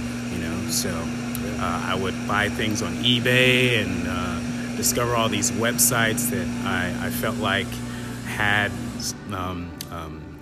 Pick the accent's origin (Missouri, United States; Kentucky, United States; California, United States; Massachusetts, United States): Missouri, United States; Kansas City; growing up in Northeast KC, which wasn't the best place